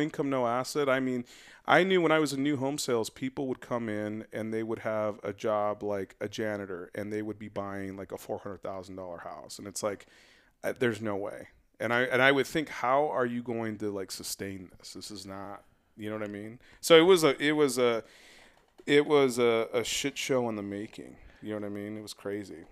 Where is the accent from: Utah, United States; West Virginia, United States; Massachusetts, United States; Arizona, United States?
Arizona, United States; West Valley; I grew up in the West Valley